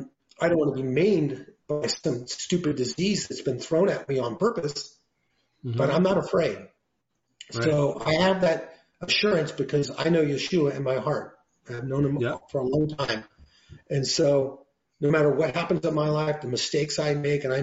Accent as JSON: {"language": "English", "region": "Oregon", "country": "United States", "also_born_or_lived": "Los Angeles County, California", "moved": "yes", "lives_now": "Los Angeles, United States", "said": "I'm from Oregon. I live down here."}